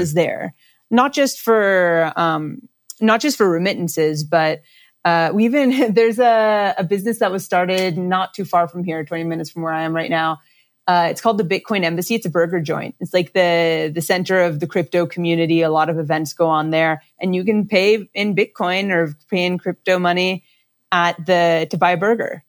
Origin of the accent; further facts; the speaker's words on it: Los Angeles, California, United States; I grew up